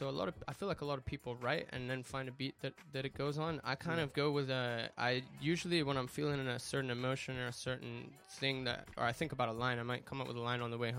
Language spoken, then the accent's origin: English; Hong Kong; I'm British and Spanish, but I grew up in Hong Kong, man. So, wow. 852, that's the country code I'm repping.